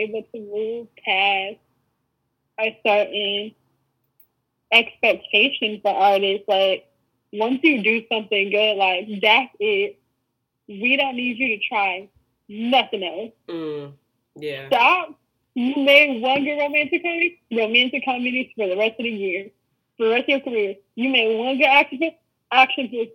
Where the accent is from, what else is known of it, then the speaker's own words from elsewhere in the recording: the South, United States; I'm from the boonies